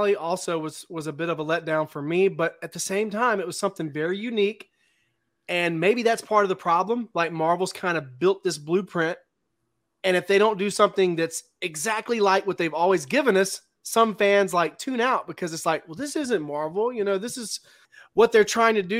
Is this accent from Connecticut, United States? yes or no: no; Mississippi, United States; now in Oregon, United States; I'm from Mississippi, but I'm currently living in Oregon